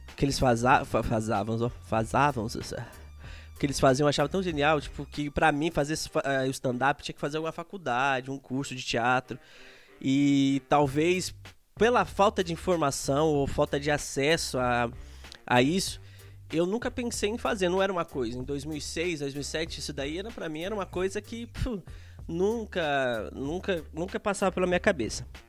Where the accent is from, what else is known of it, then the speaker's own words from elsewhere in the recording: Taboão da Serra, São Paulo, Brazil; also born or lived in Araçatuba, São Paulo; algo que vivi muito na minha infância no Tabuão